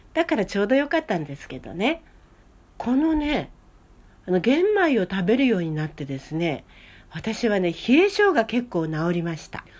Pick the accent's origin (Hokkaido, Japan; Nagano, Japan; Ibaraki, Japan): Hokkaido, Japan; now in Kanto, Japan; 北海道生まれということもありますけれどもね